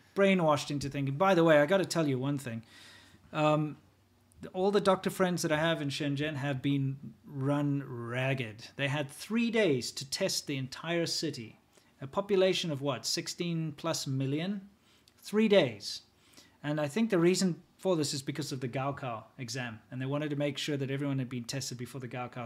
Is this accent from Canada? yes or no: no; South Africa; moved away as an adult; also born or lived in China; As a South African